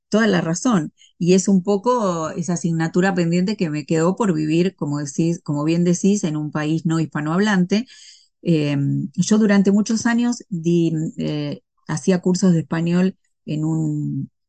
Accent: Argentina; no, no, pero viste cómo somos las argentinas.

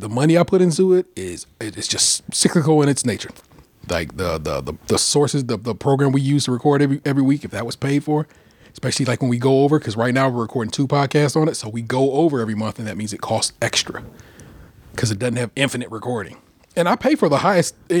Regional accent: Cleveland, Ohio, United States; I am from Cleveland. And I do talk black

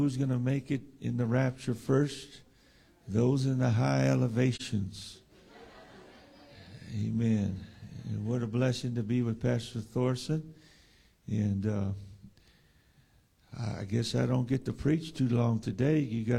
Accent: San Diego, California, United States; And we're from San Diego.

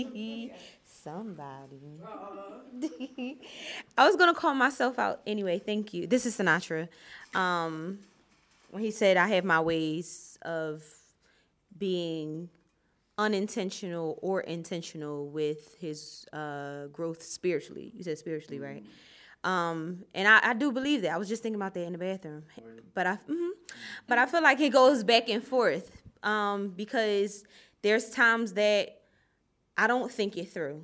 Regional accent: Philadelphia, Pennsylvania, United States; I was born and raised in Philadelphia

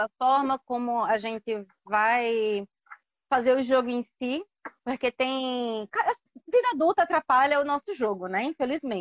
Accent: São Paulo, Brazil; now in João Pessoa, Brazil; É, eu nasci em São Paulo, mas moro em João Pessoa

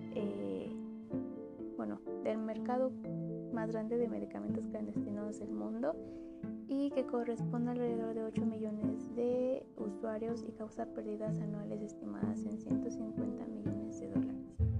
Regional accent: Mexico; como ciudadanos mexicanos

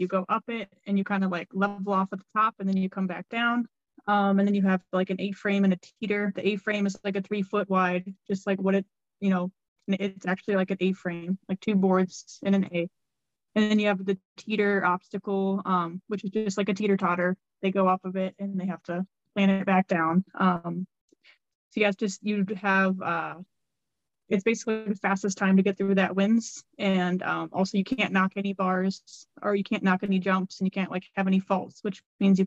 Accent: Ohio, United States; I am from Ohio

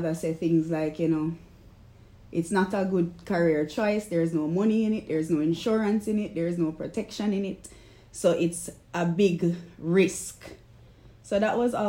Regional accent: Kingston, Kingston Parish, Jamaica; I'm the artist from Kingston, Jamaica.

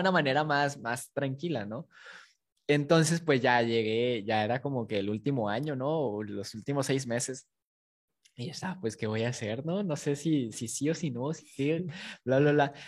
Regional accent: Matamoros, Tamaulipas, Mexico; also born or lived in Guadalajara, Jalisco; nací en Guadalajara, pero crecí en Tamaulipas

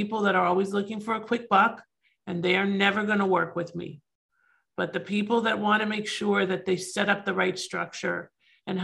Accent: Canada; now in United States; I am from Canada originally, just like Ruben, and I'm actually a dual citizen

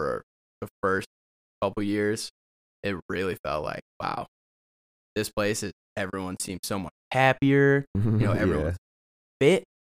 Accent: Chicago area, Illinois, United States; moved away as an adult; now in Colorado, United States; From a small town on the outskirts of Chicago, so the suburbs.

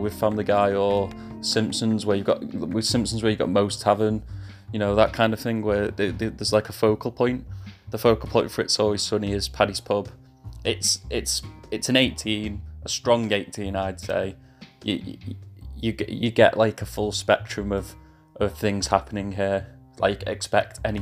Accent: England, United Kingdom; accent: English; I'll go back to being English now

